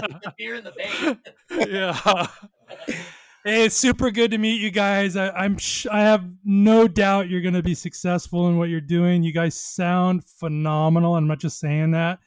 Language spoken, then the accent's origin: English; Long Beach, California, United States; I grew up in Long Beach